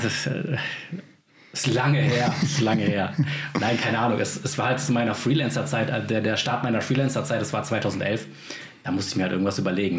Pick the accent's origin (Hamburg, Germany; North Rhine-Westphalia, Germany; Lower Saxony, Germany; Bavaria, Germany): North Rhine-Westphalia, Germany; Remscheid; von meiner Heimatstadt Remscheid im Bergischen Land in NRW